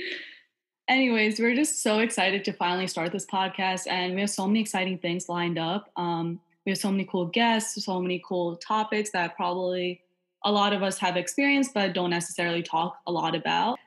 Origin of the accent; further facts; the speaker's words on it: New York, United States; also born or lived in Long Island; I'm born and raised in New York and currently attend Drexel University